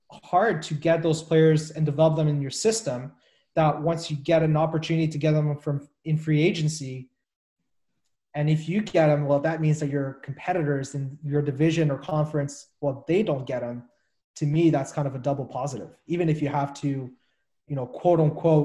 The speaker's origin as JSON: {"language": "English", "town": "Montreal", "region": "Quebec", "country": "Canada", "tie": "born or raised there", "said": "Growing up in Montreal"}